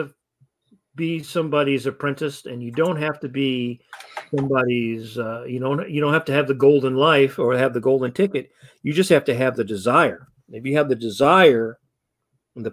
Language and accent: English; Detroit, Michigan, United States; I grew up in Michigan, grew up in Detroit